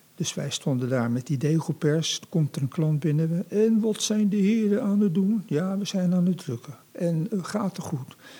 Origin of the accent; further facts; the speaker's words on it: The Hague, South Holland, Netherlands; now in Rotterdam, Netherlands; ik kom uit Scheveningen